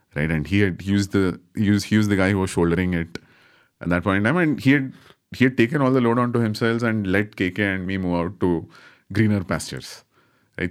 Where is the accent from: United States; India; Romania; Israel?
India; Bangalore, Karnataka; I'm from Bangalore